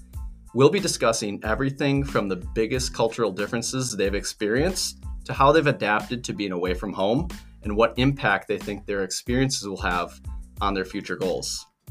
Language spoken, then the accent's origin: English; United States; I'm from the United States as well.